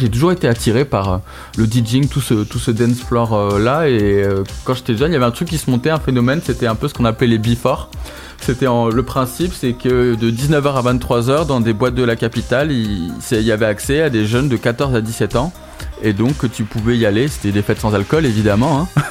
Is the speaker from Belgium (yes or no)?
no; Toulouse, Occitania, France; on vient tous de Toulouse